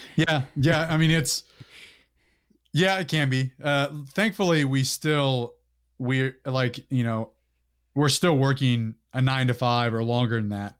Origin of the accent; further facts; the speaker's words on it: Orangevale, California, United States; I grew up in Northern California, uh, in Sacramento County, uh, a place called Orangevale